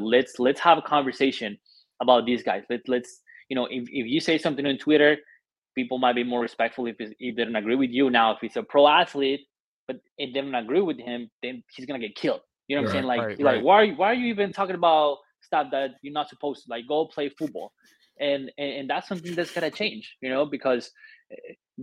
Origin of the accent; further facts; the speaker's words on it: Colombia; also born or lived in Argentina / Germany; now in Buffalo, United States; I was born and raised in Colombia